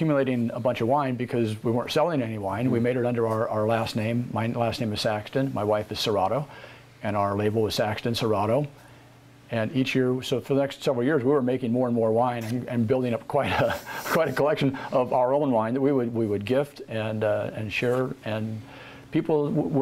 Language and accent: English; Albany, Oregon, United States; moved away as an adult; also born or lived in California; Born in Albany, Oregon. Born and raised there. Spent my first 20-some years there